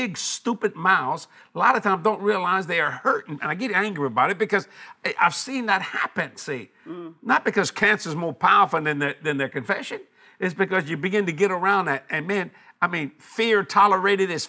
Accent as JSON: {"language": "English", "country": "United States", "said": "I'm an American"}